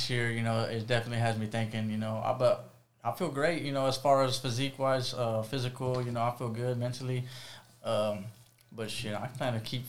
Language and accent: English; Fort Worth, Texas, United States; Yeah, I'm from Fort Worth. So I grew up in Diamond Hill, Fort Worth.